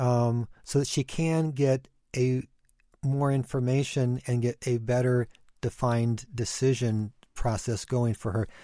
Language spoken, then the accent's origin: English; Ecuador; moved away; I grew up in Ecuador